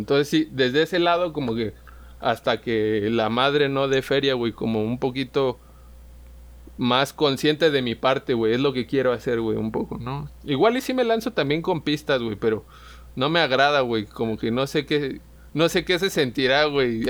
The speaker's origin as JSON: {"language": "Spanish", "town": "Pátzcuaro", "region": "Michoacán", "country": "Mexico", "tie": "born or raised there", "also_born_or_lived": "Morelia", "said": "yo era allí como el rockerillo eh, en Pátzcuaro, güey, era de donde soy"}